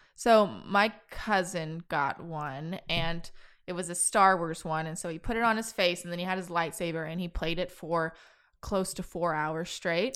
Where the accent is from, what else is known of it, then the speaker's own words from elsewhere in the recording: Kansas, United States; now in Austin, United States; growing up in Kansas, there was no, there's no opportunity to rock climb